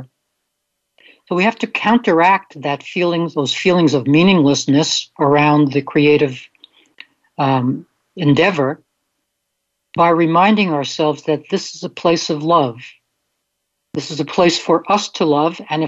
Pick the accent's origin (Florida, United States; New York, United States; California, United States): New York, United States; New York City; near where I grew up in Brooklyn